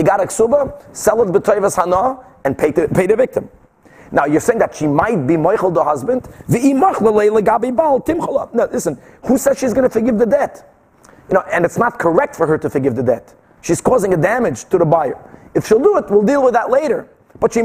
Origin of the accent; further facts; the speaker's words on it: Brazil; moved away; I grew up like that in Brazil. My father was constantly selling